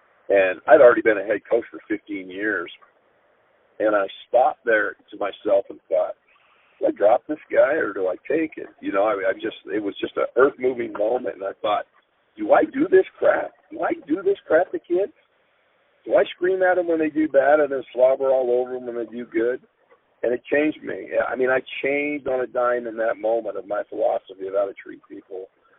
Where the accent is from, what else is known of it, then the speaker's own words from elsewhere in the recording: Great Falls, Montana, United States; now in Idaho, United States; I was born in Great Falls, Montana.